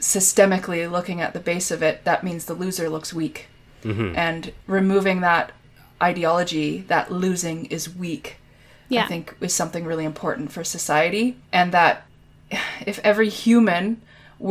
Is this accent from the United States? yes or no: no; Canada; I'm Canadian